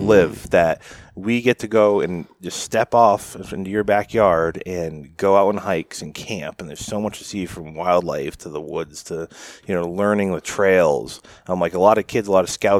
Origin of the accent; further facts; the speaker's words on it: Lakes Region, New Hampshire, United States; So I'm a New Hampshire native. I grew up in the Lakes region, Tilton, Belmont